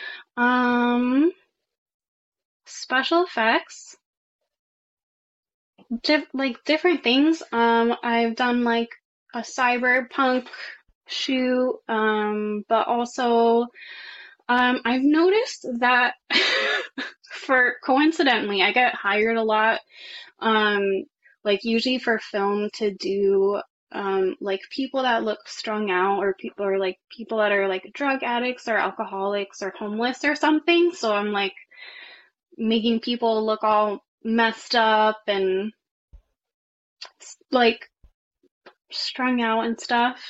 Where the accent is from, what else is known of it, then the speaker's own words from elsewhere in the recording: New York, United States; I am from New York